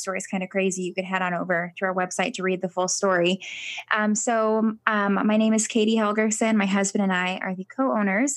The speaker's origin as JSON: {"language": "English", "region": "Connecticut", "country": "United States", "said": "We're from Connecticut."}